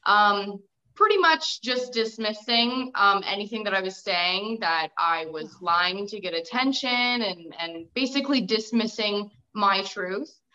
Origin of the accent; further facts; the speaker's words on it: Windsor, Ontario, Canada; I'm an author from Ontario, Canada, in the edge of Canada, which is Windsor